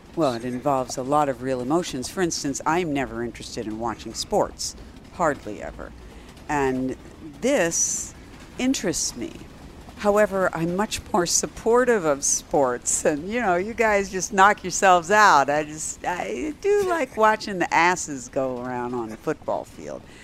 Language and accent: English; United States; My ancestors are from Ukraine. But still, I am American